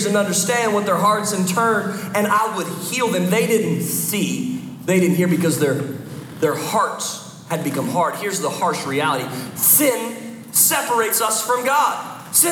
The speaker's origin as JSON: {"language": "English", "town": "Philadelphia", "region": "Pennsylvania", "country": "United States", "moved": "as an adult", "said": "I'm from the Philadelphia area. We moved down a couple years ago."}